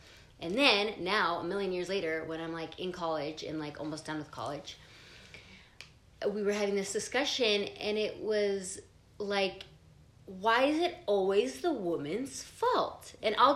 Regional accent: Provo, Utah, United States; I grew up in Provo

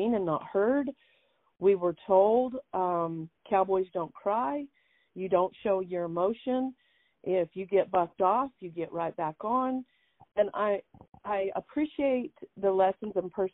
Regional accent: Bosque Farms, New Mexico, United States; I'm originally from Bosque Farms, New Mexico

